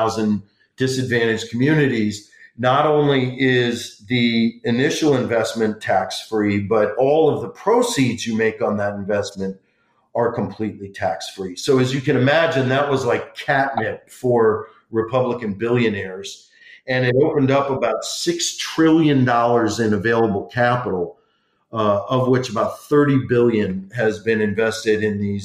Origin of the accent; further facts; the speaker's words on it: Detroit, Michigan, United States; moved away as an adult; also born or lived in Washington, D.C.; my hometown congressman, John Conyers Jr. from Detroit, where I grew up